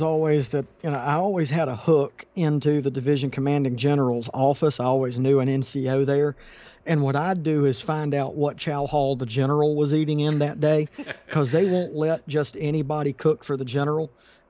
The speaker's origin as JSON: {"language": "English", "region": "South Carolina", "country": "United States", "tie": "born or raised there", "said": "I was born and raised in South Carolina. Although I am one of those rare South Carolinians that's a Georgia Bulldogs fan"}